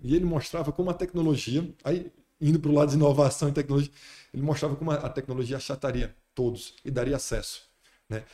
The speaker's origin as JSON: {"language": "Portuguese", "town": "Fortaleza", "region": "Ceará", "country": "Brazil", "moved": "as an adult", "lives_now": "Brasília, Brazil", "said": "eu vim de Fortaleza sou de Fortaleza"}